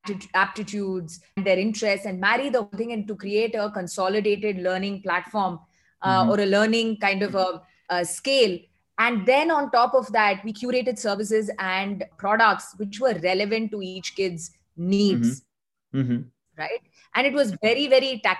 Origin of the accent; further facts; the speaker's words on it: Chennai, Tamil Nadu, India; I come from Madras, born and brought up there